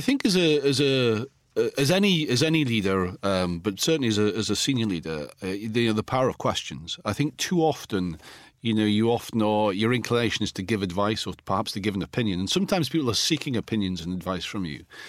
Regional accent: Alnwick, North East England, United Kingdom; in my hometown in Anik in Northumberland

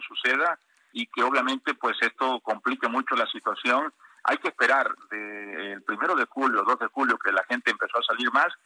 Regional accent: Tabasco, Mexico; en mi tierra, en Tabasco

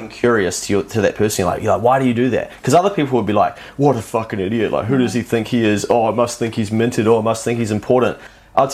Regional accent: New Zealand; I'm a New Zealander

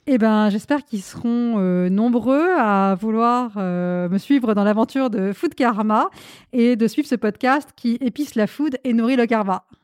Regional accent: France; also born or lived in India; Je suis née en Inde, je vis en France depuis que je suis toute petite petite

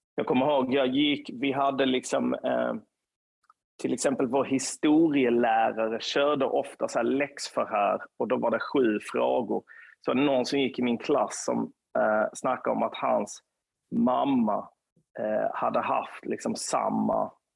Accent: Lund, Skåne, Sweden; på Östra Torn i närheten av där jag kommer ifrån

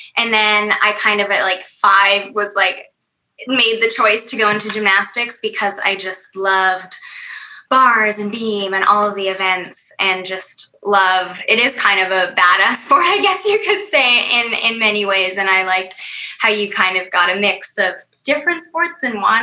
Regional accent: Vancouver, British Columbia, Canada; moved away as an adult; also born or lived in Atlanta / Los Angeles / New York; I grew up in Vancouver, Vancouver, British Columbia

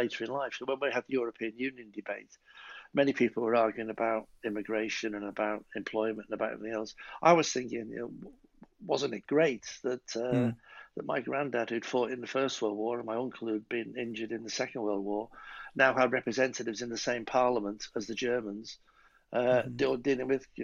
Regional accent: Winsford, North West England, United Kingdom; also born or lived in Liverpool; we got a council house of our own built in a town called Winsford. And we moved

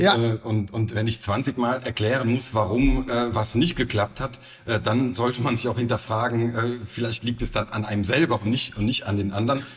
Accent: Cologne, North Rhine-Westphalia, Germany; moved away as an adult; also born or lived in Saarland / Saarbrücken / Frankfurt; now in Saarburg, Germany; ich bin gebürtiger Kölner

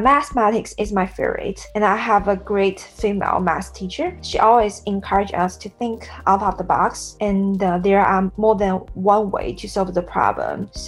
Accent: Sichuan, China; So I grew up in Sichuan, southwest province in China, and uh, it's famous for spicy food.

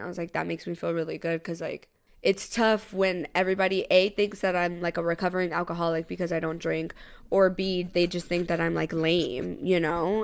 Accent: Tampa, Florida, United States; now in New York, United States; he knows I'm from Tampa.

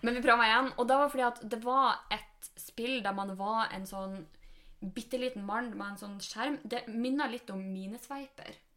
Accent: Norway; moved away; nå er vi hjemme i Sjongsfjord

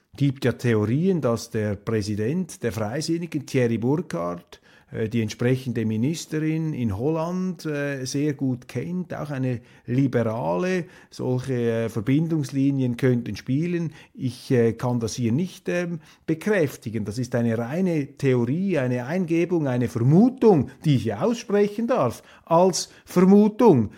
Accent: Switzerland

